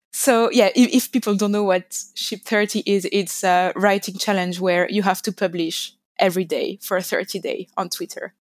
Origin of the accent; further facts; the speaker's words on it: France; English is a second language; moved away as an adult; now in London, United Kingdom; As you can hear, I come from France, but I'm currently based in London